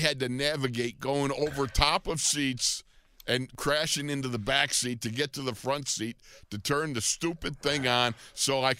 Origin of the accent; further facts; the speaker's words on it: Buffalo, New York, United States; moved away; I am from Buffalo